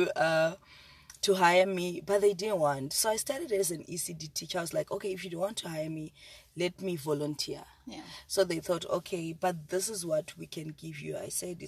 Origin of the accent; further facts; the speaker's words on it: Zimbabwe; now in South Africa; I'm from Zimbabwe